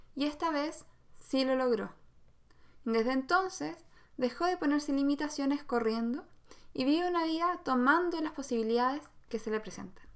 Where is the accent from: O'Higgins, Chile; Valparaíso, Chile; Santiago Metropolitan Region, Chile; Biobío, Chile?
Santiago Metropolitan Region, Chile; Santiago; yo en realidad nací en Santiago